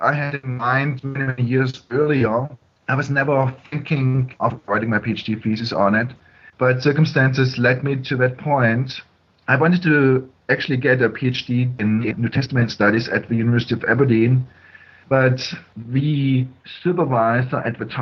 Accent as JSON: {"language": "English", "town": "Stuttgart", "region": "Baden-Württemberg", "country": "Germany", "tie": "born or raised there", "moved": "yes", "lives_now": "Greer, United States", "said": "I was born in Germany in Stuttgart, and my parents were Christians, and they raised me as a Christian"}